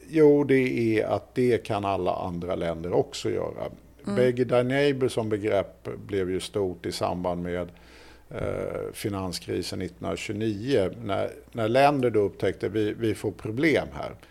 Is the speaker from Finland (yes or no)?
no; Ireland; Och det blir man ju inte som irländare nödvändigtvis så jätteglad utav.